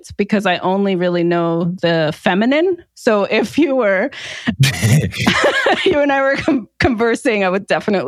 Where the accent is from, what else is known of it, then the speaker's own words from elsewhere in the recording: New Jersey, United States; also born or lived in New York; I was born in Jersey and grew up in Jersey and New York.